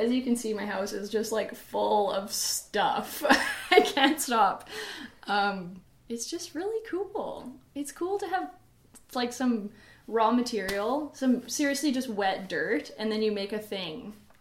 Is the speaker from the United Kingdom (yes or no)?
no; Edmonton, Alberta, Canada; I'm from Edmonton. I grew up here